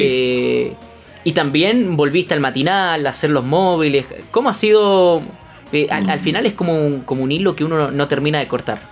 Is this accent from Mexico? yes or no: no; Concepción, Biobío, Chile; also born or lived in Magallanes; soy nacido acá en, Conce